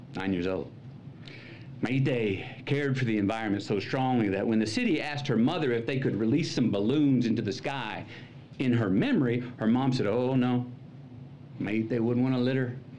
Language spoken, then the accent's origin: English; Uvalde, Texas, United States; moved away; my stories from my hometown, Uvalde